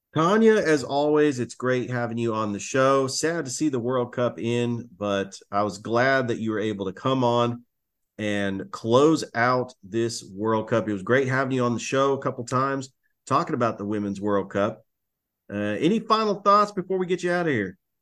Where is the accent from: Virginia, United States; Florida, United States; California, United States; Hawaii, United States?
California, United States; Milpitas; I grew up in Milapides, California, which was a suburb of San Jose